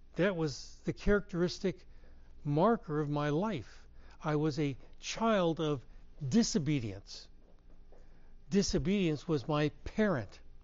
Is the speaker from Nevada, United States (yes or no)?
no; Herndon, Virginia, United States; I grew up in Herndon, Virginia